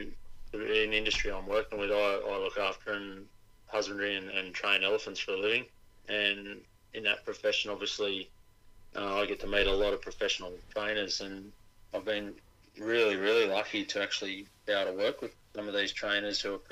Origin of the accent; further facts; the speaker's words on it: Newcastle, New South Wales, Australia; I was born and raised in Newcastle